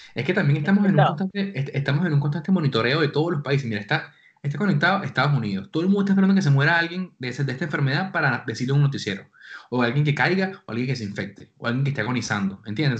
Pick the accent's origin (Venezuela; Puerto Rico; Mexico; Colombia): Venezuela; now in Spain; somos venezolanos los tres